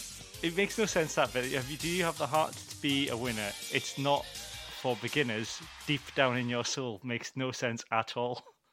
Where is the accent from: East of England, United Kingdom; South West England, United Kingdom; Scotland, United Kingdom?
Scotland, United Kingdom; the Scottish Borders; I'm from the Borders. We've got some nice hills and some nice countryside. There's a bit of history